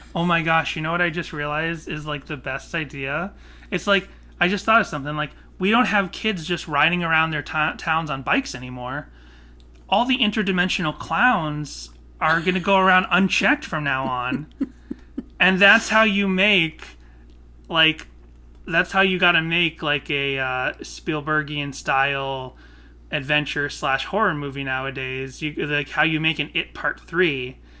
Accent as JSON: {"language": "English", "town": "Burlington", "region": "Massachusetts", "country": "United States", "tie": "born or raised there", "said": "I had lots of street smarts growing up in Burlington, Massachusetts."}